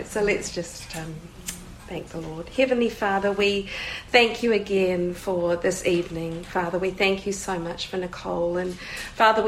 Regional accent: New Zealand; I'm from New Zealand

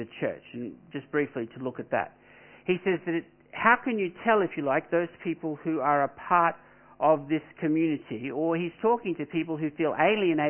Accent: Australia; I'm an Australian

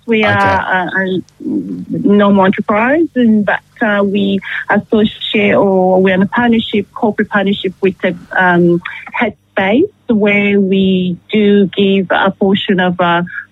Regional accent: Paris, Île-de-France, France; moved away as an adult; also born or lived in Democratic Republic of Congo / Canada; now in Geelong, Australia; I grew up in Paris

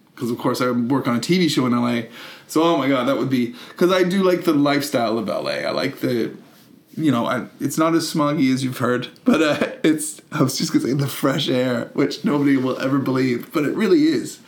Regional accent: Canada; moved away; also born or lived in United Kingdom; a Canadian who lived in Britain as well

